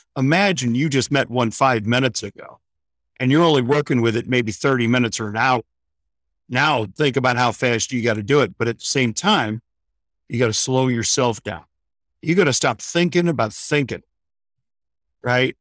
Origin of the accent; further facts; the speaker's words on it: St. Louis, Missouri, United States; moved away as an adult; now in Florida, United States; originally a Midwestern boy, born and raised in Saint Louis, Missouri, moved to Florida in nineteen ninety-nine